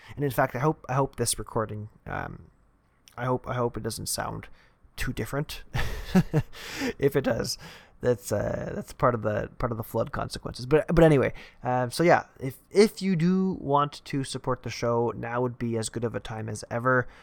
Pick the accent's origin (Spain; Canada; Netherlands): Canada; I'm also Canadian